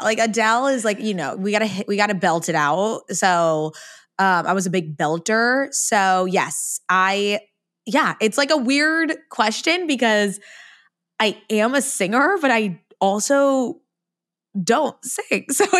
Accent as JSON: {"language": "English", "town": "San Diego", "region": "California", "country": "United States", "said": "San Diego."}